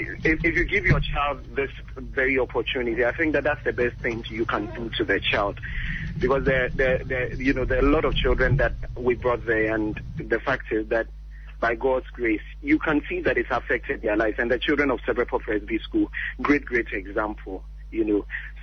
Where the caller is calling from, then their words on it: Abuja, Federal Capital Territory, Nigeria; from Abuja Okai.